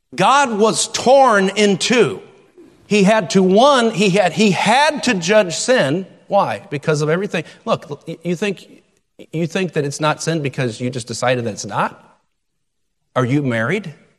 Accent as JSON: {"language": "English", "country": "United States", "said": "as American citizens"}